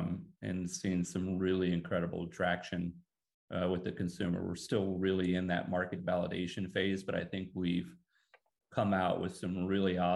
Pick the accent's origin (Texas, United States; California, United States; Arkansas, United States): Texas, United States; since I was a young guy growing up in Texas